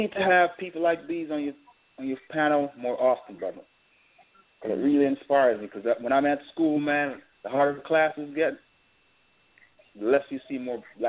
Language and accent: English; Jamaica; now in United States; because originally I'm from Jamaica, so you know I came here and I just took advantage of the opportunity.